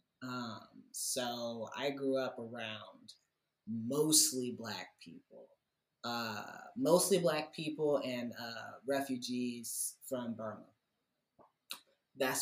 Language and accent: English; Fort Wayne, Indiana, United States; I'm from Indiana, born and raised in Fort Wayne, Indiana